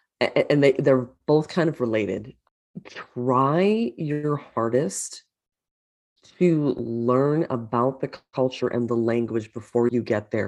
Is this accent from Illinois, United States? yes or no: yes; Buffalo Grove, Illinois, United States; also born or lived in Columbia, Maryland; I was born in Columbia, Maryland, because I know you're in Maryland now, and I was only there until first grade. And then my dad got a position in Illinois. So we moved to this city called Buffalo Grove. And I lived there.